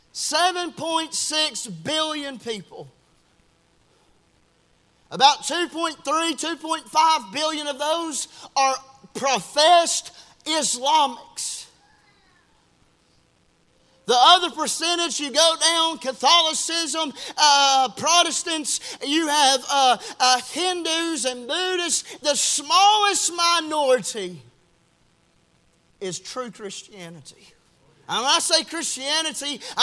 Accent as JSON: {"language": "English", "region": "the South", "country": "United States", "tie": "born or raised there", "said": "we grew up here in the South"}